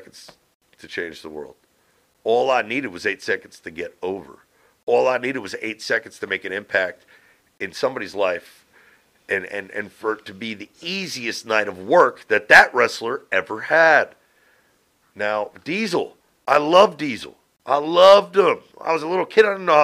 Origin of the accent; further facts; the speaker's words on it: Northeast, United States; I lived a great life here in the Northeast growing up